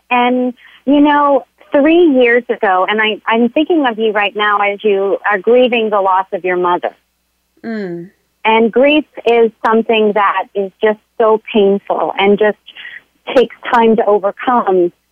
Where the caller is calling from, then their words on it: San Diego, California, United States; living my dream right now in San Diego, right by the beach.